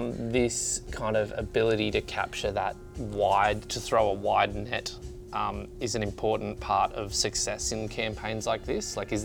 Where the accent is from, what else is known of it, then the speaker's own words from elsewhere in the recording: Australia; now in Sweden; being Australian, I live in Sweden, but being an Australian